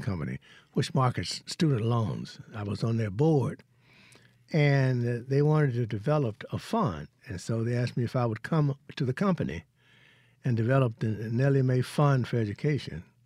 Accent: Hollandale, Mississippi, United States; moved away; also born or lived in Vicksburg, Mississippi; I'm from Hollandale

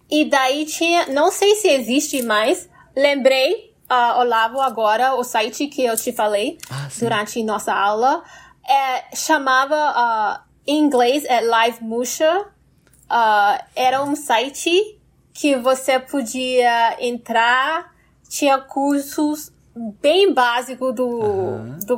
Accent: Brazil; sou brasileira?

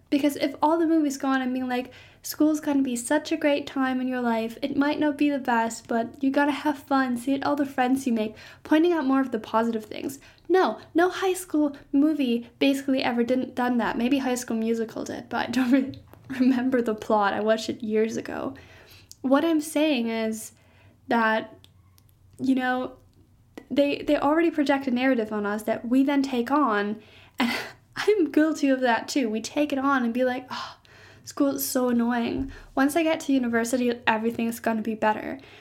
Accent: Germany; I'm from Germany

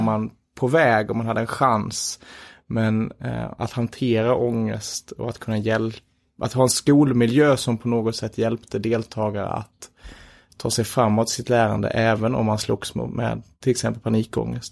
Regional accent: Göinge, Skåne, Sweden; moved away as an adult; now in Stockholm, Sweden; jag är från Göinge

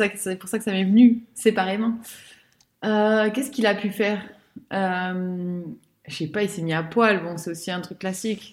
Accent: France; nous, en tant que Français

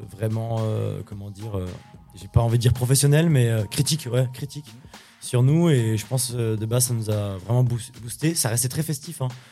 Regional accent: Champigneulles, Grand Est, France; also born or lived in Nancy; à la NJEP de Champy, de Champignol, là où vraiment euh, j'ai fait mon enfance

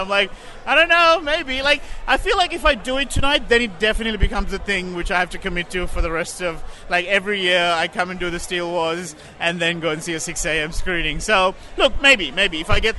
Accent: Australia; As a Sri Lankan Australian

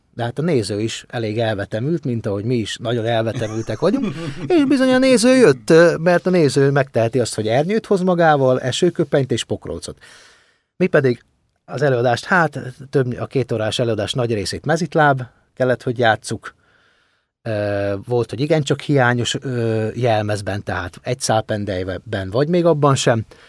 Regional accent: home in Ukraine, Transcarpathia, Zakarpattia Oblast, Ukraine; now in Hungary

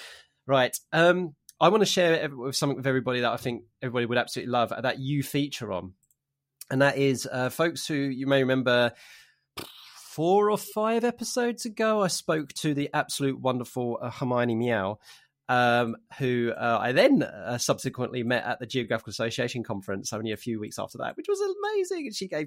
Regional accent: London, United Kingdom; also born or lived in Essex / Norwich; because I'm half Cockney, so from the East End of London. So, and I could go on and talk about, you know, how my identity has gone from there. And then I moved to Harlem and Essex and then in Norwich.

